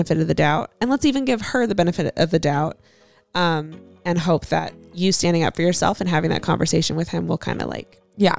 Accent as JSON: {"language": "English", "town": "San Diego", "region": "California", "country": "United States", "said": "I am 19 years old and I'm from San Diego, California. Love San Diego."}